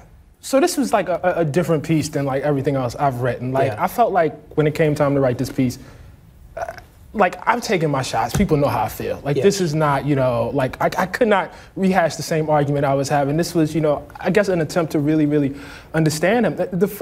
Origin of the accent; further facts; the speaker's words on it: Baltimore, Maryland, United States; When I grew up in West Baltimore